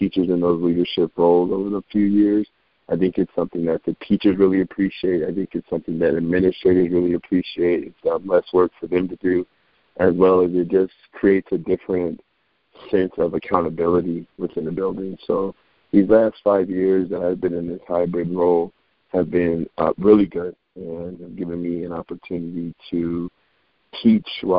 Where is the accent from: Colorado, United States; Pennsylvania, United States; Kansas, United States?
Colorado, United States; Aurora; also born or lived in Denver, Colorado; by way of Aurora, Colorado. I couldn't be me if I didn't represent the suburb I was from, right outside the city, good old Aurora